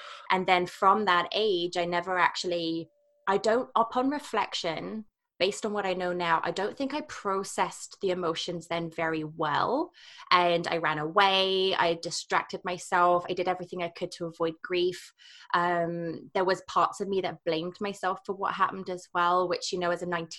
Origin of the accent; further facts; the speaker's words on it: England, United Kingdom; moved away as an adult; also born or lived in Scotland / Canada; now in Whistler, Canada; I'm from England